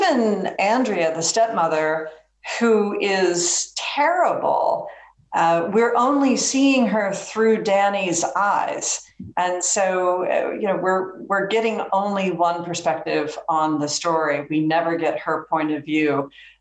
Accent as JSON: {"language": "English", "region": "the American South", "country": "United States", "said": "I say that as a Southerner"}